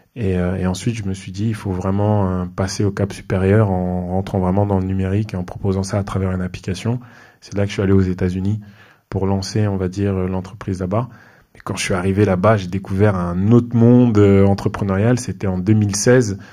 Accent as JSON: {"language": "French", "town": "Mantes-la-Jolie", "region": "Île-de-France", "country": "France", "tie": "born or raised there", "said": "je suis un quelqu'un qui a grandi dans les Yvelines, près de Mantes-la-Jolie"}